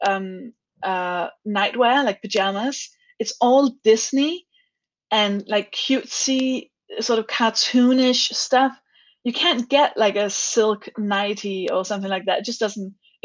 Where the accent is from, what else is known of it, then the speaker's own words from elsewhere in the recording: Denmark; now in United Kingdom; I'm from Denmark